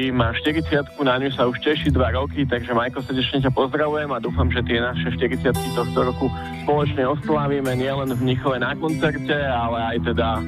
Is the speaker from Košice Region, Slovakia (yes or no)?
no; Bratislava, Bratislava Region, Slovakia; som z Blavy